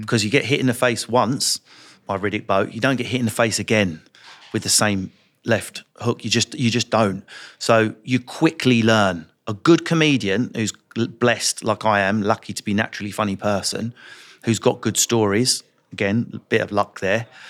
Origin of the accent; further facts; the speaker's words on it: London, United Kingdom; I was from North London